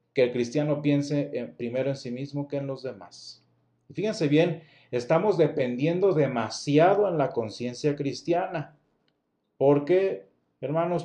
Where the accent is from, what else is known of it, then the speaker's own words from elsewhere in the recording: Mexico; en nuestro caso muy particular como mexicanos